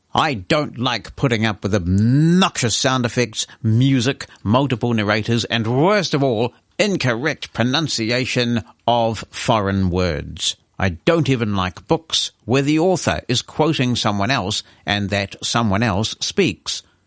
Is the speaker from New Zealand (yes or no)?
yes; New Zealand